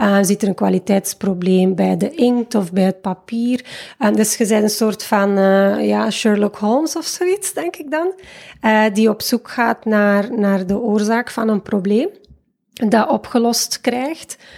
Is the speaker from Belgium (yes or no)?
yes; Waasland, Flanders, Belgium; moved away as an adult; now in Fuerteventura, Spain; geboren en getogen in het Waasland, ondertussen 36 jaar jong